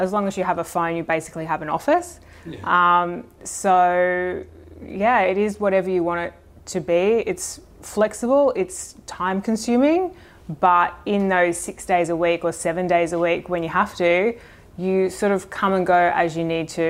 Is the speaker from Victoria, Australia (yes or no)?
no; Brisbane, Queensland, Australia; moved away; I grew up in Brisbane.